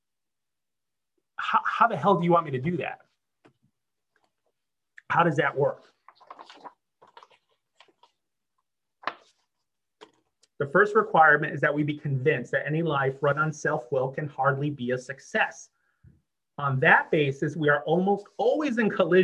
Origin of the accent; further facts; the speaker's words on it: Chicago, Illinois, United States; moved away as an adult; also born or lived in Los Angeles; I'm originally from Chicago. I'd moved to Los Angeles.